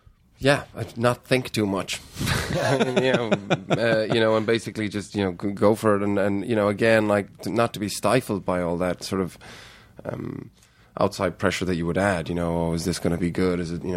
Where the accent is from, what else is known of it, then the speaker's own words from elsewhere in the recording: Ireland; also born or lived in Heidelberg, Germany; I was born in Heidelberg. And then we moved to Ireland when I was two.